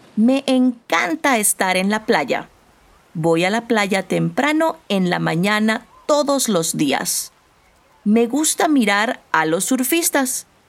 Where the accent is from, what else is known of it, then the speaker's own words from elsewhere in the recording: Panama; now in Mexico; Soy de Panamá, pero vivo en México.